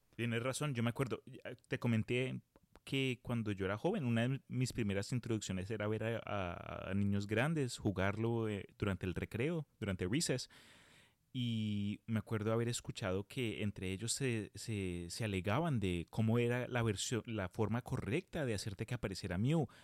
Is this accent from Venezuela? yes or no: no; Colombia; now in United States; cuando yo emigré de Colombia a los Estados Unidos